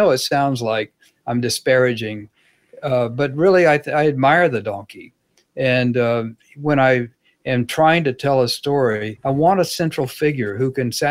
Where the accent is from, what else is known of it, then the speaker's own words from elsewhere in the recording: Dallas, Texas, United States; Uh, one was about growing up in Dallas during the Kennedy assassination, and that was very personal.